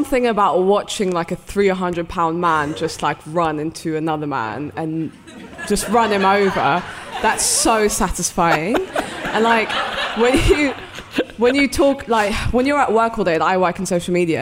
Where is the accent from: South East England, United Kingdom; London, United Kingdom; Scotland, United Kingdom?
London, United Kingdom; accent: London; English is a second language; also born or lived in Saudi Arabia; I was actually born in Saudi Arabia, and I moved to London when I was about 4 years old in 98